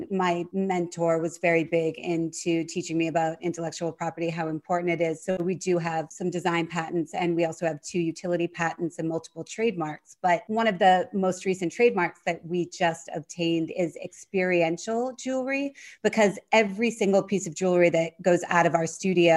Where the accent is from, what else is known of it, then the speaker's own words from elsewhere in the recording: Cape Cod, Massachusetts, United States; Cape Cod, where I grew up